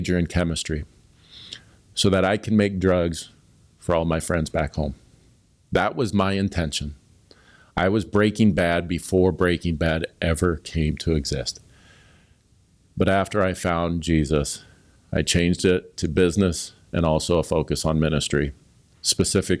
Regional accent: Blair, Nebraska, United States; I grew up in Blair, Nebraska, just a country mile north of Omaha, a small town

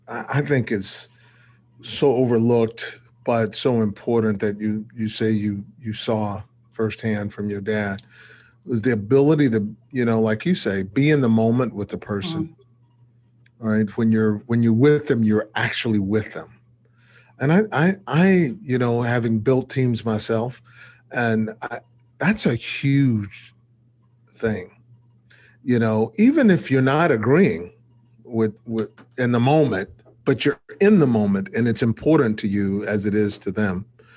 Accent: Texas, United States; So it was a little crazy growing up in Texas.

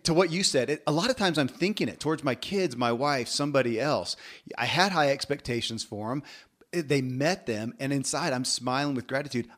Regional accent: Kentucky, United States; born or raised there

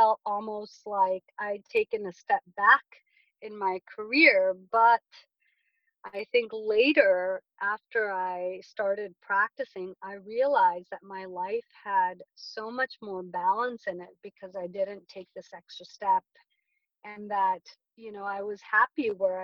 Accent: Glendale, California, United States; also born or lived in New York; I'm a Southern California native, and I grew up in Glendale, California, right outside of Los Angeles

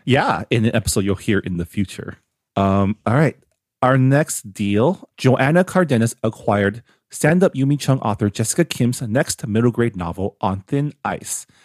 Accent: San Gabriel Valley, California, United States; growing up, uh, it's not the same now 'cause I moved away from the San Gabriel Valley

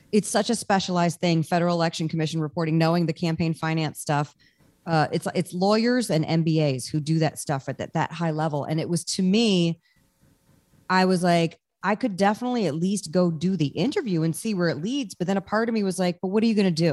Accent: Washington, District of Columbia, United States; moved away as an adult; now in Los Angeles, United States; I'm from Washington, D C, which is where you are.

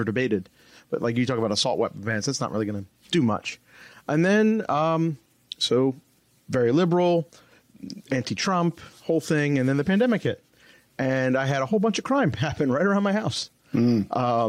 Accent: New Jersey, United States; I'm from New Jersey, so behind enemy lines almost

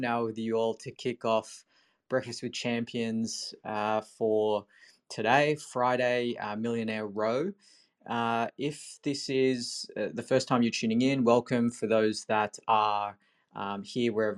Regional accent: Sydney, New South Wales, Australia; I'm from Sydney

